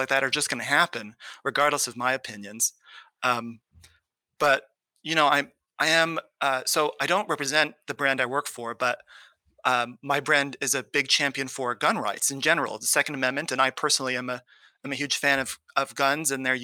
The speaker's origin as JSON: {"language": "English", "region": "California", "country": "United States", "tie": "born or raised there", "said": "I grew up in California in a conservative home."}